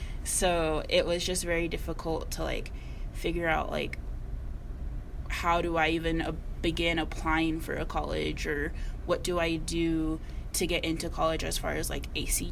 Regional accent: Miami, Arizona, United States; moved away as an adult; now in Flagstaff, United States; I'm from the little small town of Miami, Arizona, or like Globe, Miami.

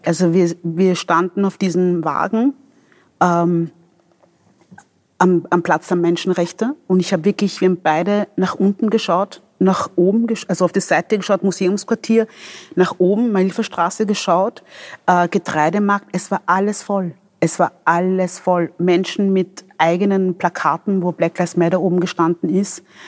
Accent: Vienna, Austria; also born or lived in Democratic Republic of the Congo / Angola / Traiskirchen; ich bin also als Wienerin, ich bin hier aufgewachsen, ich bin hier in den Kindergarten gegangen

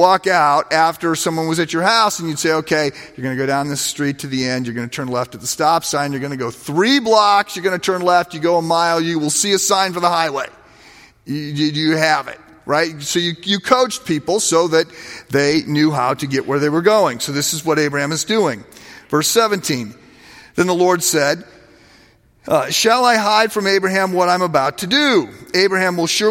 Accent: United States; as an American

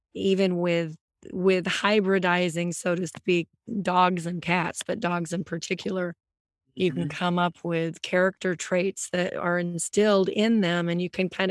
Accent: Wisconsin, United States; I grew up in Wisconsin and that was based on a lot of farms

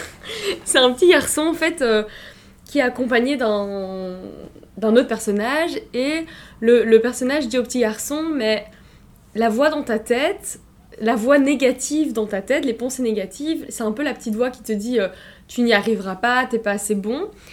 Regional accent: Brussels, Brussels-Capital Region, Belgium; je suis née et j'ai grandi à Bruxelles, en Belgique

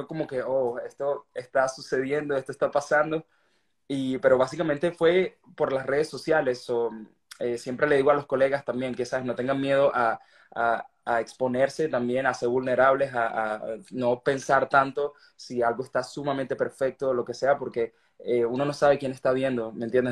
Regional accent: Venezuela; soy un artista venezolano, que estoy orgulloso de eso

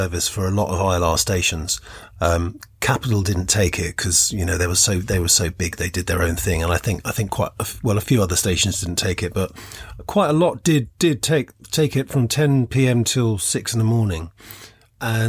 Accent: London, United Kingdom; moved away as an adult; I wasn't from that area. I'm from London. I was kind of missing home

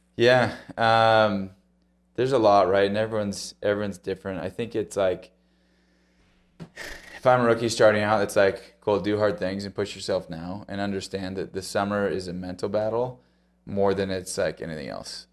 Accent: Ohio, United States; I grew up in Ohio, so that's, you know, that's home turf out there.

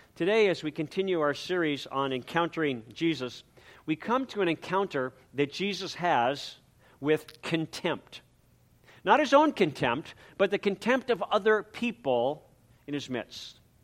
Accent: San Pedro, California, United States; also born or lived in Coronado, California / Newport, Rhode Island; then we moved again this time back to California, to San Pedro, California, where I continued school and I entered third grade.

